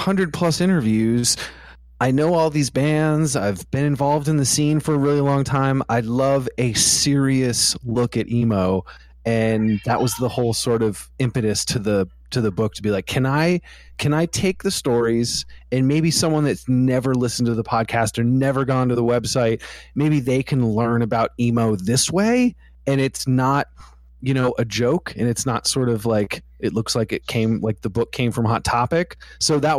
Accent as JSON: {"language": "English", "region": "East Coast", "country": "United States", "said": "I'm from the East Coast."}